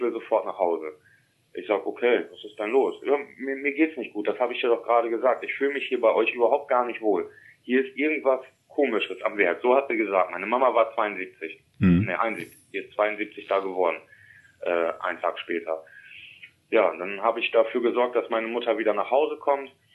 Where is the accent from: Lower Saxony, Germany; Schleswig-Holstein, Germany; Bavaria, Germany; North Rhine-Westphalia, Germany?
Lower Saxony, Germany; East Frisia; also born or lived in Emsland; ich bin als kleiner Junge in Wena groß geworden. Das ist ja hier in Ostfriesland.